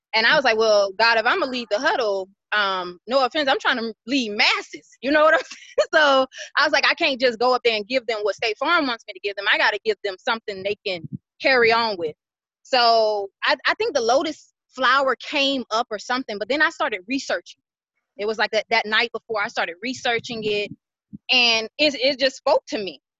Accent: Atlanta, Georgia, United States; moved away as an adult; now in Dallas, United States; I am originally from Atlanta, Georgia. I have been in Dallas, Texas three years.

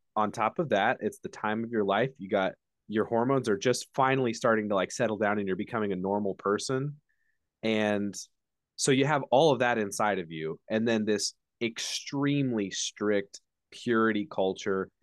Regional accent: Indiana, United States; I'm from Indiana, so much further north than Texas

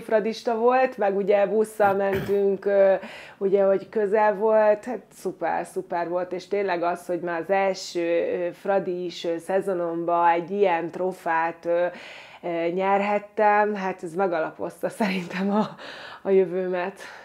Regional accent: Győr, Győr-Moson-Sopron, Hungary; moved away as an adult; én Győrben nevelkedtem

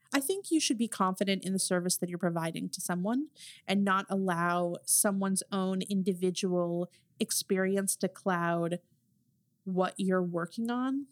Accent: New Jersey, United States; I'm from New Jersey

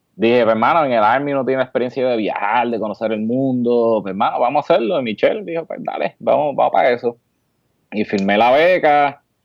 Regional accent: Aguadilla, Puerto Rico; moved away as an adult; also born or lived in Georgia, United States; now in Texas, United States; de Aguadilla soy yo. Yo estudié en el liceo

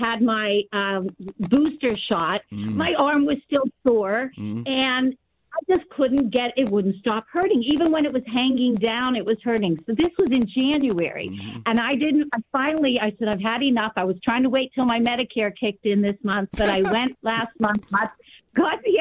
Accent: Pittsburgh, Pennsylvania, United States; I grew up in Pittsburgh

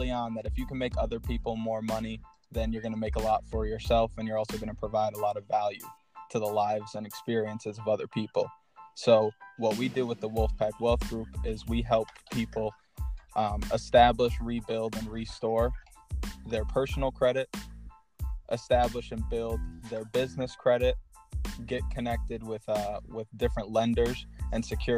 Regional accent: Schenectady, New York, United States; also born or lived in North Carolina; I grew up in the Schenectady area. I was originally born in North Carolina. Moved to upstate New York shortly after, and I've lived in the Schenectady area for the last 17 years

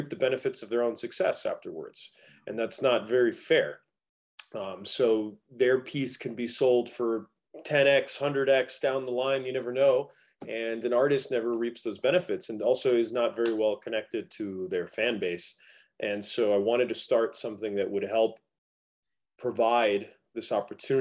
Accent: Fort Lauderdale, Florida, United States; also born or lived in Miami; I'm originally from Fort Lauderdale

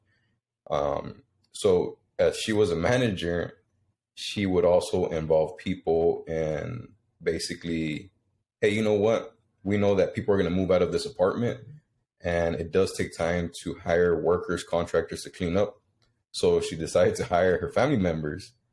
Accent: Houston, Texas, United States; moved away as an adult; now in Rio Grande Valley, United States; I was born in South Texas. I think at the age of 5, mm-hmm. I moved out to Houston with my mom

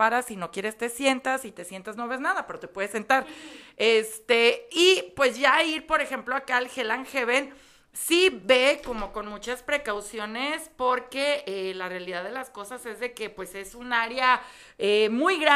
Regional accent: Mexico City, Mexico; Fíjense que yo vengo de Ciudad de México, donde el clima todo el tiempo es así y las noches todo el tiempo son frías

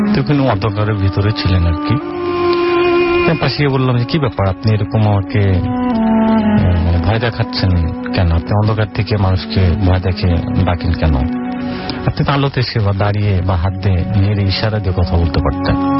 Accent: Bogra, Rajshahi Division, Bangladesh; now in Dhaka, Bangladesh; আমার গ্রামের বাড়ি বগুড়া

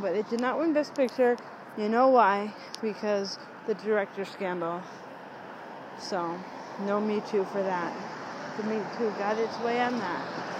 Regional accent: United States; Even a tiny bit of Spanish. And Native American. I'm American. Anyway. I have Italiano blood

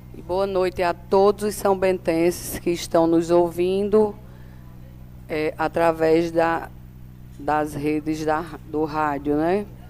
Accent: São Bento, Paraíba, Brazil; daqui, da minha terra, né, da terra que eu nasci

